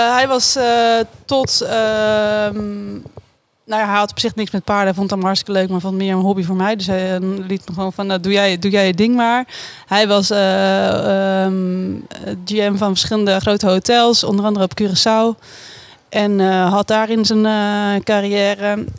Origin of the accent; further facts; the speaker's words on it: Oegstgeest, South Holland, Netherlands; Sindsdien ben ik opgegroeid in Oesgeest